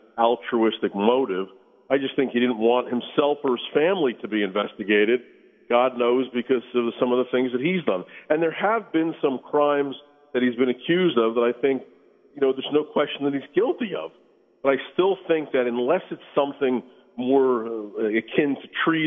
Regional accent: United States; as an American

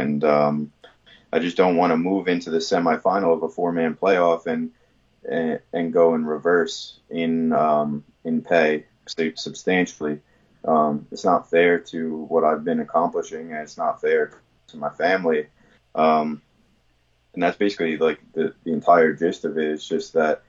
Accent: New York, United States; I'm from New York

